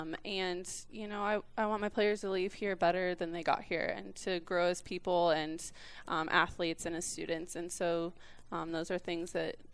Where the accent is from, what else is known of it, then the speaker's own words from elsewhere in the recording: Fort Scott, Kansas, United States; my dad was a college football coach, so we kind of moved all over the place. I did go to high school in Fort Scott, Kansas.